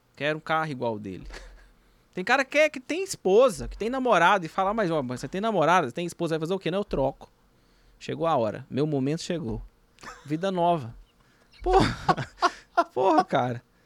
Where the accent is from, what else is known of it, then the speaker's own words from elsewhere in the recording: Minas Gerais, Brazil; eu sou mineiro